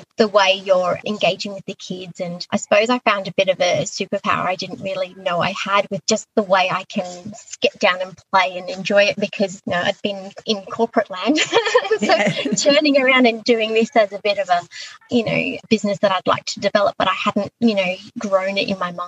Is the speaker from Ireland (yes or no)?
no; Queensland, Australia; moved away as an adult; also born or lived in Echuca; now in Sydney, Australia; I am actually from Queensland originally. I moved to Sydney via Echuca in my early 20s